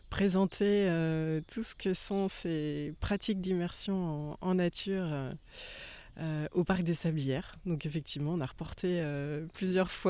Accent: Angers, Pays de la Loire, France; je suis originaire d'Angers, d'Anjou. Et, c'est vraiment ici, dans mon Anjou natal

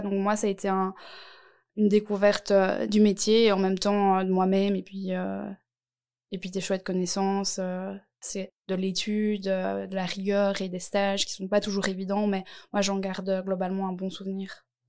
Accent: Nivelles, Wallonia, Belgium; je viens de Nivelles

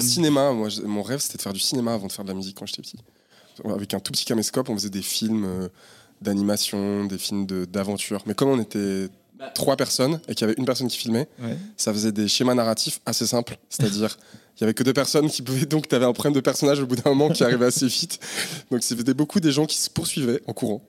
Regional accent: Saint-Étienne, Auvergne-Rhône-Alpes, France; also born or lived in Firminy; on a passé toute notre vie euh, à Terre-Noire

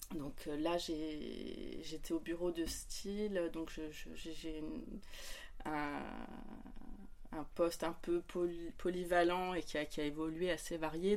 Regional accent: Lyon, Auvergne-Rhône-Alpes, France; moved away as an adult; now in near Paris, France; je suis originaire de Lyon

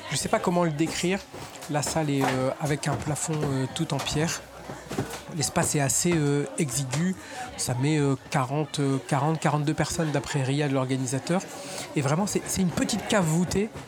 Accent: Chalon-sur-Saône, Bourgogne-Franche-Comté, France; now in Paris, France; je viens de Bourgogne, Chalon-sur-Saône, c'est une petite

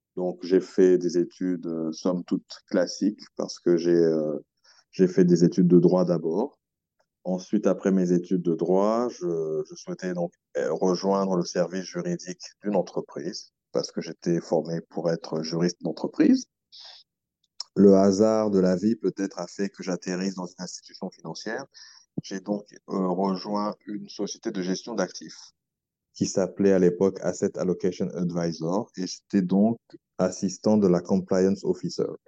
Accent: Republic of the Congo; moved away as an adult; also born or lived in France; now in Brazzaville, Congo; J'ai fait toute ma scolarité primaire, collège, mais, mais lycée aussi, euh, au Congo

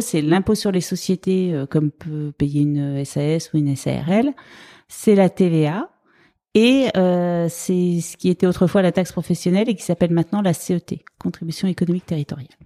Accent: Brittany, France; also born or lived in Rennes / Dijon; now in Paris, France; je viens de Bretagne

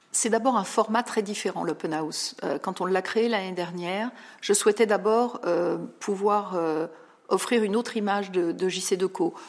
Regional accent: Paris suburbs, Île-de-France, France; also born or lived in Val-de-Marne / Rosny-sous-Bois / Montreuil / Versailles; je suis banlieusarde. Euh, je fais partie de ces personnes qui ont navigué en région parisienne. Je suis née dans le 94

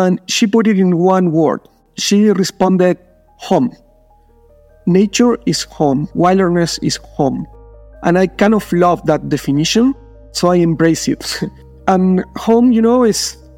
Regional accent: Argentina; I'm from Argentina.

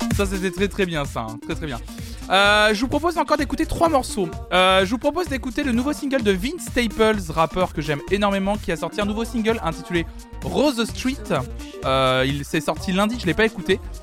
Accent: Nantes, Pays de la Loire, France; je suis nantais

